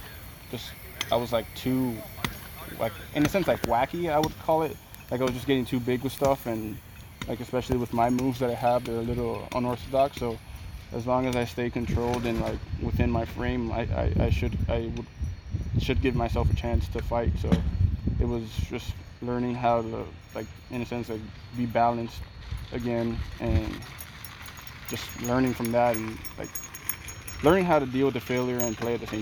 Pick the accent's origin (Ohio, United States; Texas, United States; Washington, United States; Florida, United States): Florida, United States; Miami